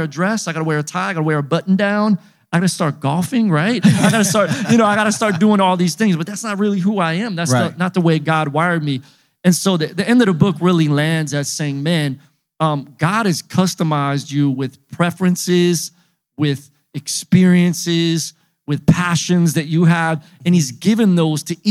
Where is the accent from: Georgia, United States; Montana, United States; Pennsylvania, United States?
Pennsylvania, United States; Philadelphia; I was just a little kid growing up in Philly